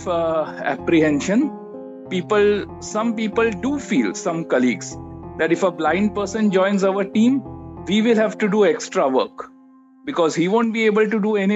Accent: Mumbai, Maharashtra, India; I am born and brought up in Mumbai

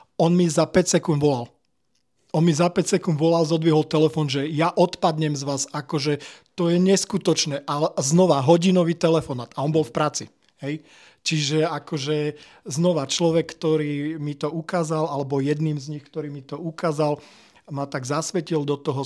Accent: Žilina, Žilina Region, Slovakia; also born or lived in United Kingdom; som zo Žiliny

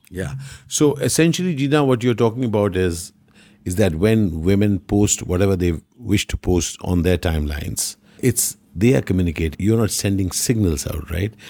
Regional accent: Kerala, India; we are from Kerala

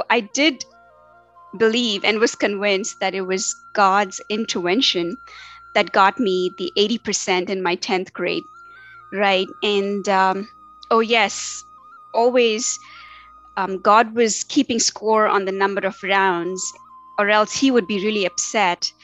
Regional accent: Tamil Nadu, India; moved away as an adult; now in Cary, United States; I was raised in India. And, you know, I was born into an Orthodox yet liberal Hindu, South Indian, and to be more specific, Tamilian family.

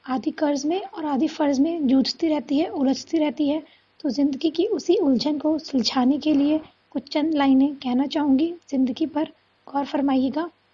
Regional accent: Dharuhera, Haryana, India; मैं धारूड़ा हरियाणा की निवासी हूँ

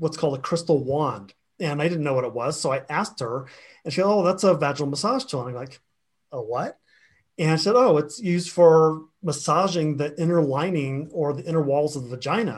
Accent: Florida, United States; I grew up in the South, in Florida, and had a very big Southern Baptist influence around me.

